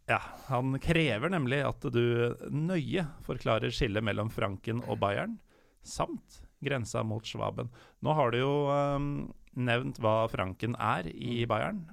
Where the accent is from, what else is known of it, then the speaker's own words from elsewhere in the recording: Norway; jeg som nordmann